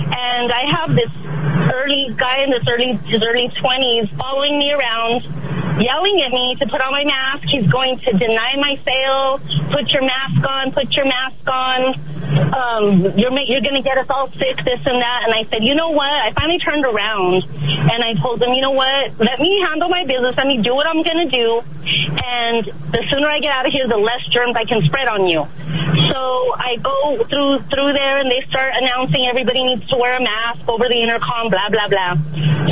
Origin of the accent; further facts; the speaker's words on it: the Valley, New Mexico, United States; I'm a Chicana from the Valley